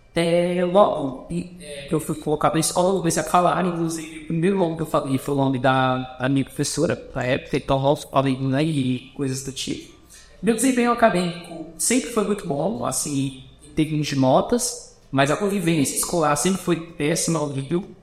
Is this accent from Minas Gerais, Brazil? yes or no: yes; Belo Horizonte region, Minas Gerais, Brazil; also born or lived in São Paulo; now in Goiânia, Brazil; Eu nasci em São Paulo, fui alfabetizado e cresci na, na região de BH, em Minas Gerais.